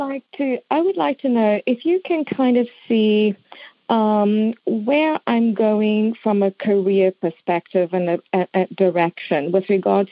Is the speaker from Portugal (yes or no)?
no; South Africa; now in Middleton, United States; I'm actually from South Africa.